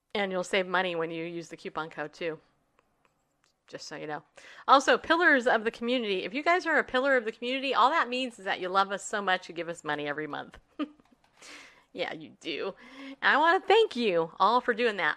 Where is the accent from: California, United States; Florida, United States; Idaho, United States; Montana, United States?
California, United States; also born or lived in New York; raised in California